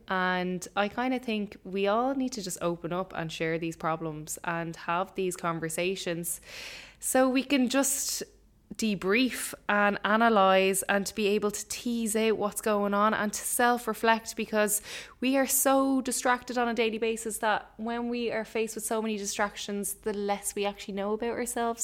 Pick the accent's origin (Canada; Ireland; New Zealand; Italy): Ireland; as an Irish person